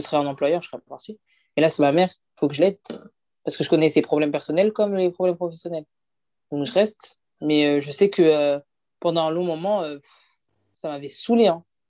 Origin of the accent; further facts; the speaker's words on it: France; also born or lived in Côte d'Ivoire (father's side); nous, ici en France